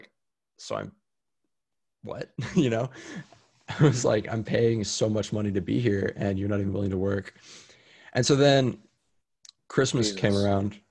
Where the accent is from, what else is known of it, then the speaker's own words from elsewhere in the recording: Austin, Texas, United States; also born or lived in San Diego, California; Austin's my hometown. It's where I was born and raised